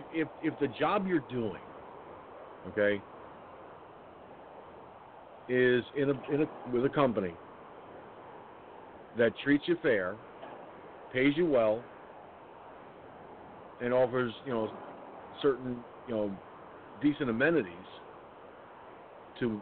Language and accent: English; Peekskill, New York, United States; It was right at Peekskill Hospital, in fact, my hometown